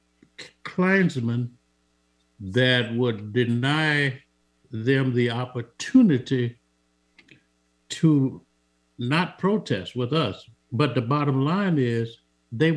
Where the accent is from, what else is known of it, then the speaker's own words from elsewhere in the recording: Montgomery, Alabama, United States; moved away; I was born on April 11th, 1945. That was a Wednesday in Montgomery